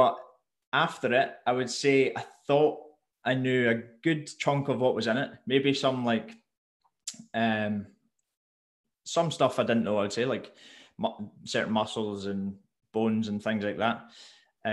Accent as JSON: {"language": "English", "area": "Mull", "region": "Scotland", "country": "United Kingdom", "tie": "born or raised there", "also_born_or_lived": "Glasgow", "said": "I grew up on Mull"}